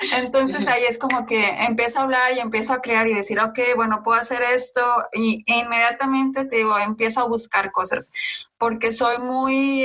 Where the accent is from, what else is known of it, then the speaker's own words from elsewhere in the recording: Mexico; mostrara mi parte de, de nacimiento, o sea, de dónde soy yo, o mexicana